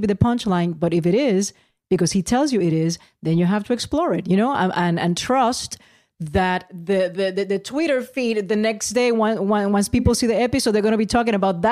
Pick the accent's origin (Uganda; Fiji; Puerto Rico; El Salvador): Puerto Rico; San Juan; I was born in Santurce.